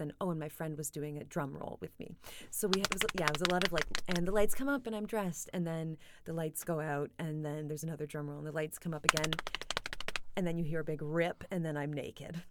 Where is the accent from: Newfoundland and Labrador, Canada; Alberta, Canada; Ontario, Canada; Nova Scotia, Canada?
Ontario, Canada; Kitchener; now in London, United Kingdom; I presented my Kitchener-Waterloo piece in Camden.